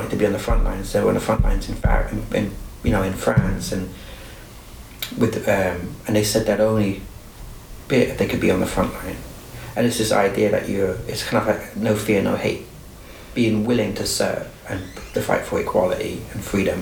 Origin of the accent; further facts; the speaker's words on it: United Kingdom; now in United States; where I grew up in Britain